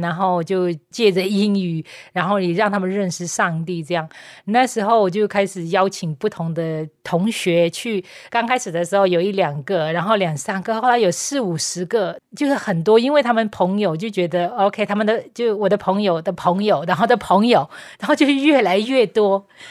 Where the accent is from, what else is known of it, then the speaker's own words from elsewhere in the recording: Myanmar; Chinese is a second language; moved away as an adult; also born or lived in Taiwan; 我在缅甸出生